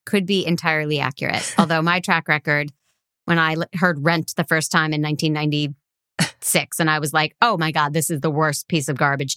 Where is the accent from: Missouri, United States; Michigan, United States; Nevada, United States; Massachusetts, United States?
Massachusetts, United States; Boston; I'm from Boston